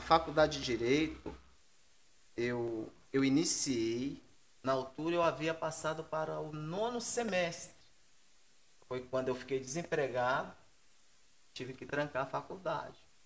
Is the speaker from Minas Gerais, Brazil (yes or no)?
yes; Minas Gerais, Brazil; also born or lived in Rio de Janeiro; now in São Paulo, Brazil; meu sonho era voltar para Minas